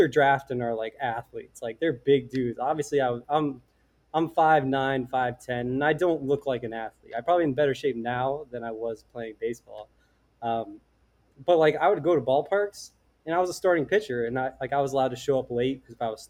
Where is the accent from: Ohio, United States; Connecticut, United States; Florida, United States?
Connecticut, United States; Simsbury; also born or lived in Vermont; I'm a kid from Connecticut, went to University of Vermont